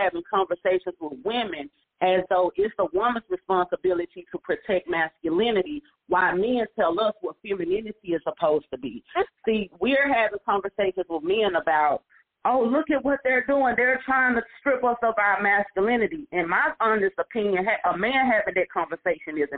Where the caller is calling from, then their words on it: Arlington, Texas, United States; I'm calling from Arlington, Texas.